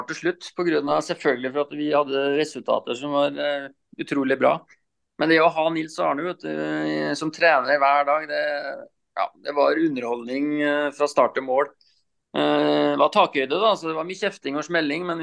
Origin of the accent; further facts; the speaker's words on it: Rakkestad, Østfold, Norway; Ja, nei, jeg er jo østfolding, da. Så jeg er jo fra Rakkestad, indre Østfold.